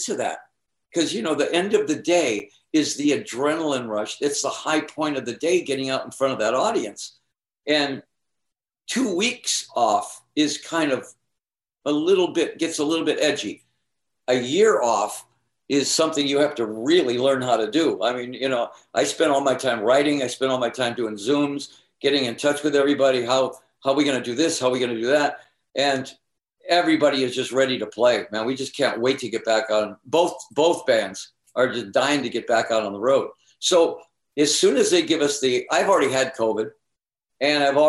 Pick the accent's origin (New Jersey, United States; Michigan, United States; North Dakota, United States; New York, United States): Michigan, United States; Eastpointe; also born or lived in Phoenix; I'm from the East Side. That's my home. East Detroit is my home.